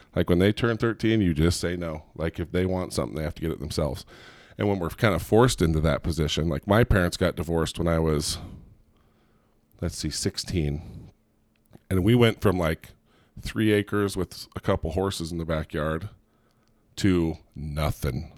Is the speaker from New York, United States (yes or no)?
no; Southern California, United States; also born or lived in Gilbert, Arizona; now in Provo, United States; we're originally from Southern California